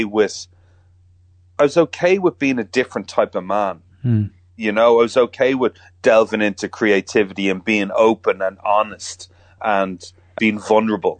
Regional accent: Ireland; being Irish

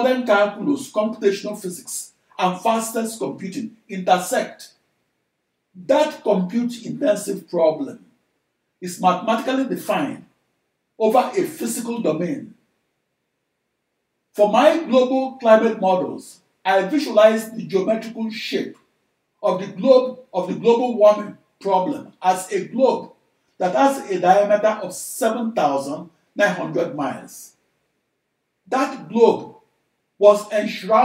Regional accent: Nigeria; moved away as an adult; now in United States; I'm a Nigerian-born large-scale computational fluid dynamics engineer who came of age in the USA

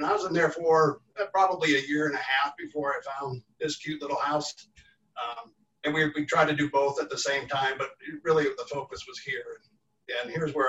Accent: Wisconsin, United States; also born or lived in Naperville, Illinois; now in Illinois, United States; Well, gosh, I'm from Wisconsin originally, and I kind of immigrated here to Illinois, to Naperville, 30 years ago, something like that.

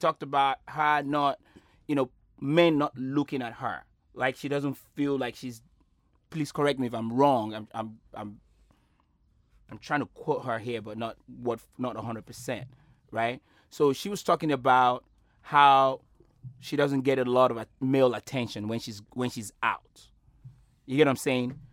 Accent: Nigeria; moved away; growing up in Nigeria

